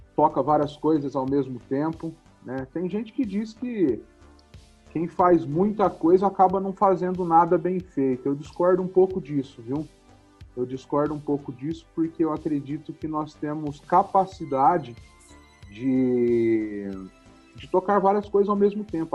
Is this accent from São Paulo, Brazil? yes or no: yes; Ribeirão Preto, São Paulo, Brazil; sou de Ribeirão Preto, nasci numa família humilde em 1983 e comecei a trabalhar desde os 12 anos em uma oficina mecânica